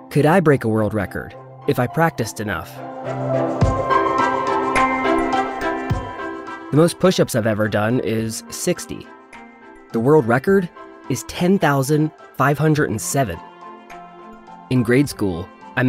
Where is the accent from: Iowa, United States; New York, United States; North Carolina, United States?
North Carolina, United States; it's my hometown area code